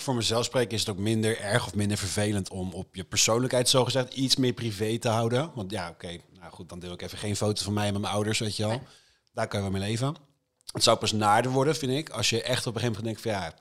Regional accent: IJsselstein, Utrecht, Netherlands; de jongerenraad van IJsselstein, het dorpje waar ik vandaan kom

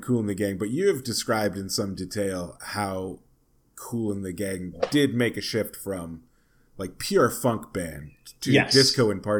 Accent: North Providence, Rhode Island, United States; I'm from North Providence, Rhode Island, which is a town.

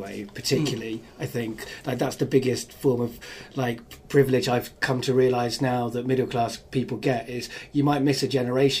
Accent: Cardiff, Wales, United Kingdom; my childhood growing up in Cardiff. Once I got there at 12

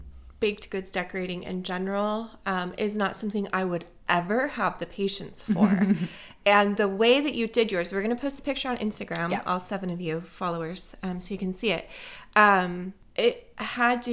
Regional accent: Southern California, United States; I'm from Southern California.

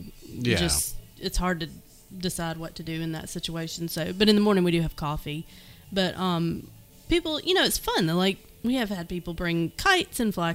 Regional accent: Dothan, Alabama, United States; I grew up here in Dothan, and I grew up going to Landmark Park

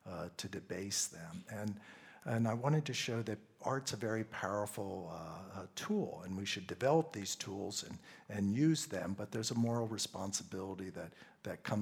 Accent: Pennsylvania, United States; I grew up in Pennsylvania, and in Pennsylvania, we have a large German population.

